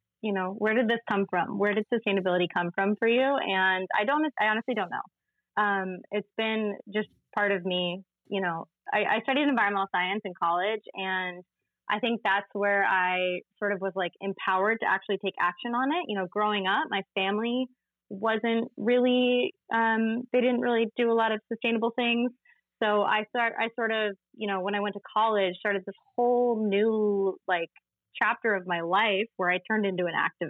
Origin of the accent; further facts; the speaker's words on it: Connecticut, United States; born there; As you said, I was born in Connecticut, but I feel like a lot of my soul lives on the east end of Long Island where we met.